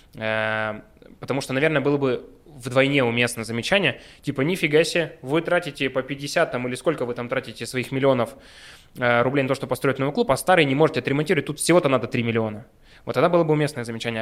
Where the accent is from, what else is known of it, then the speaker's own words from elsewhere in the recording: Yekaterinburg, Sverdlovsk Oblast, Russia; мы горды и рады, что мы екатеринбуржцы, уральцы, мы родом отсюда